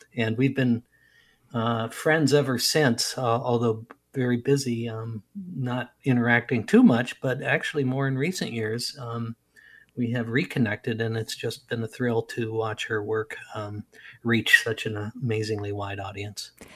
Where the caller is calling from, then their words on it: Wisconsin, United States; I'm calling you from Wisconsin, or checking in from Wisconsin.